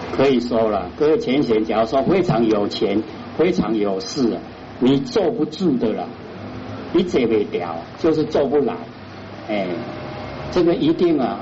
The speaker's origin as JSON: {"language": "Chinese", "country": "Taiwan", "said": "我们台湾话就是这样讲啊"}